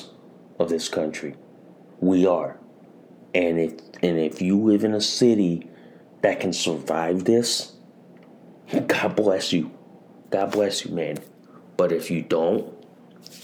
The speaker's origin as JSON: {"language": "English", "region": "Connecticut", "country": "United States", "tie": "born or raised there", "said": "In my hometown in Connecticut"}